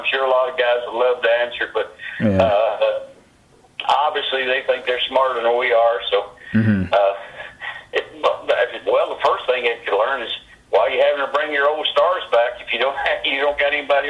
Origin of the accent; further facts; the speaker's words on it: Bolivar, Tennessee, United States; also born or lived in Memphis, Tennessee / Calgary, Canada; now in Phoenix, United States; I was born in Bolivar, Tennessee.